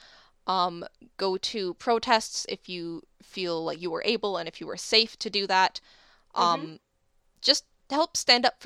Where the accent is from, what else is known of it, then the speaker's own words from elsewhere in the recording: United States; we are American